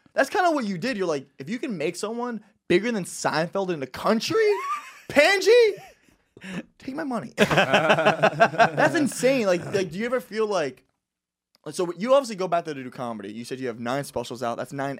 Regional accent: Florida, United States; Because for me, again, I came from Florida. That's a 2.5 hour flight.

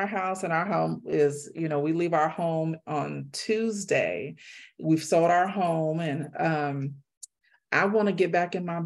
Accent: California, United States; moved away as an adult; now in Mexico; I am from California. So when I tell you I've grown up on Mexican food my entire life

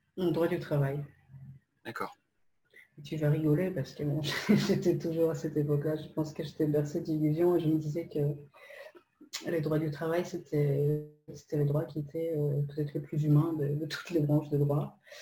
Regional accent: Poland; French is a second language; moved away as an adult; now in France; moi, je, ne suis pas française. je suis polonaise d'origine je suis arrivée en France euh, lorsque j'avais 19 ans

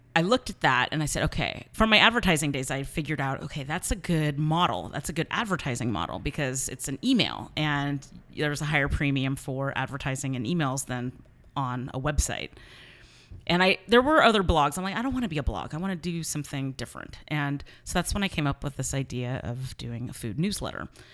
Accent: San Mateo, California, United States; I grew up in San Mateo

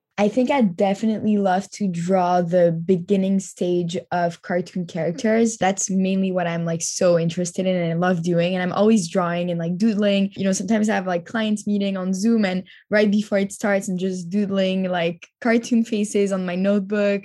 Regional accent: Montreal, Quebec, Canada; moved away as an adult; also born or lived in Tel Aviv, Israel / New York, United States; now in Paris, France; I grew up in Montreal

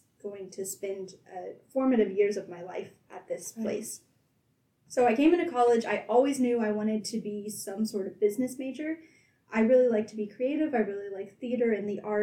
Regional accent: Nortonville, Kansas, United States; also born or lived in Chase County, Kansas; now in Emporia, United States; I am actually originally from Chase County, which is a very small town about 30 minutes south of Emporia. I lived there for 10 years, and then I moved to Northeast Kansas.

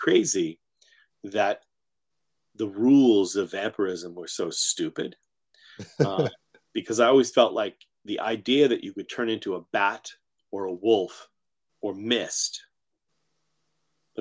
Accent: Framingham, Massachusetts, United States; also born or lived in Haverhill, Massachusetts / New York; I grew up in Framingham

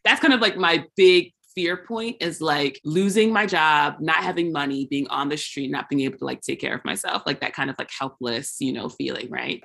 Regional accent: United States; the way I am as an American

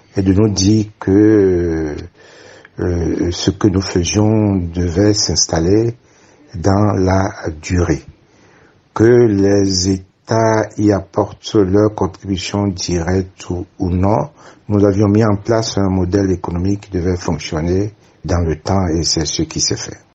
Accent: Benin; chez nous au Bénin

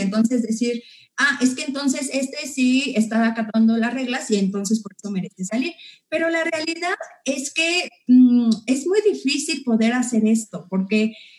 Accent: Mexico; como mexicanos como personas que vivimos en la Ciudad de México, en el Estado de México, como iztacaltecas

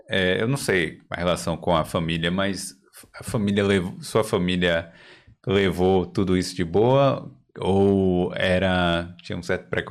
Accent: Brazil; A gente é brasileiro, eu... nossa cultura às vezes.

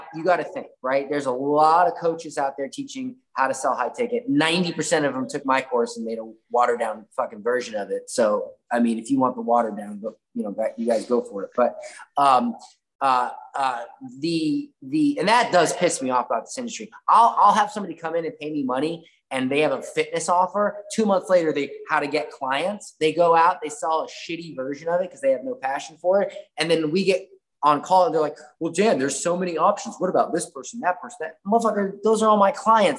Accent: Florida, United States; I'm from Florida

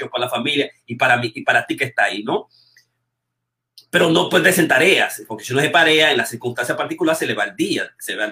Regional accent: Dominican Republic; moved away; yo estoy hoy con los 50 mismos dólares que vine de República Dominicana, con los 60 dólares

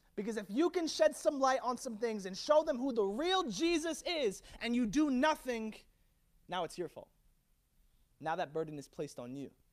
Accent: Virginia, United States; now in Orlando, United States; I was born in Virginia

